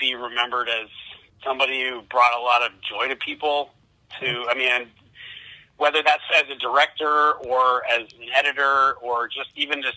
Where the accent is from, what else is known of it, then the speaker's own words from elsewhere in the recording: Tucson, Arizona, United States; also born or lived in Chicago, Illinois; I was born in Chicago, but I grew up mostly in Tucson, Arizona